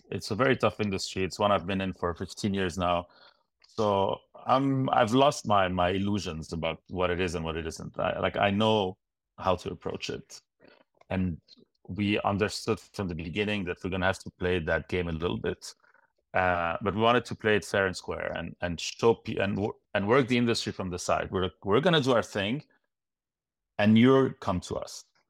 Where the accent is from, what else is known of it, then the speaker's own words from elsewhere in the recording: Lebanon; moved away as an adult; now in Montreal, Canada; growing up in Lebanon